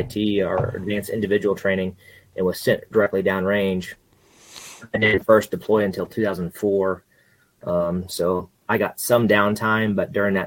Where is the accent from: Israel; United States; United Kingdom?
United States; Central Kansas; moved away as an adult; also born or lived in Arkansas; now in Missouri, United States; I'm born and raised Central Kansas